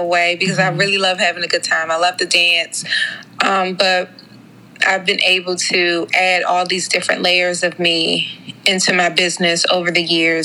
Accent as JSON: {"language": "English", "town": "Suitland", "region": "Maryland", "country": "United States", "tie": "born or raised there", "said": "I am a Prince George's County native. I grew up in Suitland"}